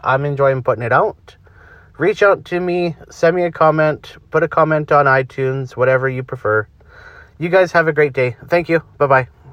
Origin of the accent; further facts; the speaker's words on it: Canada; I'm Canadian